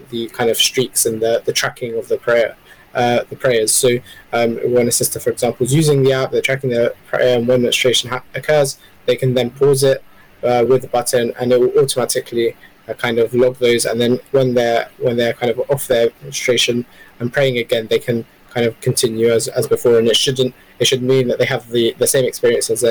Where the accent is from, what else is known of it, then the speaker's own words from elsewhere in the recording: London, United Kingdom; I grew up in the UK. Originally, I'm half Palestinian, half Iraqi, and I grew up in London